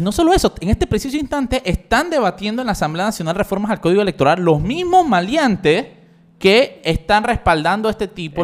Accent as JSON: {"language": "Spanish", "country": "Panama", "said": "somos los panameños"}